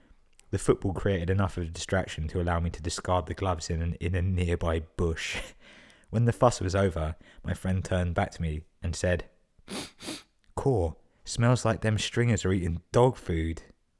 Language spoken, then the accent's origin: English; United States; Like he deadass grew up on a rural Irish farm. Meanwhile, I grew up on stolen land under the Bush administration.